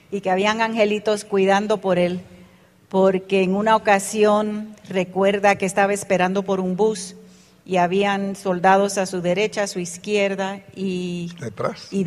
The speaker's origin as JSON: {"language": "Spanish", "country": "Panama", "tie": "born there", "said": "Yo nací en Panamá de padres puertorriqueños. Mi papá era militar y estaba asignado a una base militar en Panamá. Y allí nacimos mi hermano y yo."}